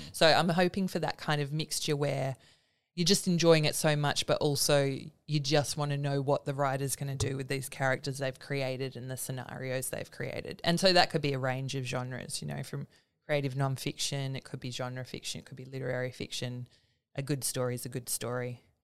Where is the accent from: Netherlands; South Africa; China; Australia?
Australia; Willetton, Western Australia; I grew up in Willerton.